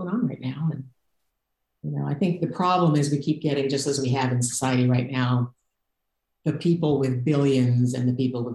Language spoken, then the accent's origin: English; Detroit, Michigan, United States; also born or lived in Hollywood; now in Los Angeles, United States; I grew up in Detroit